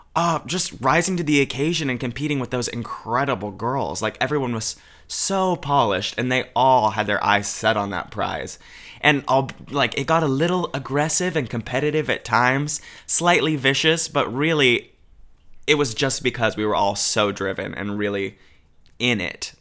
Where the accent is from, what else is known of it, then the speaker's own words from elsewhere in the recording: Albany, Oregon, United States; growing up in Oregon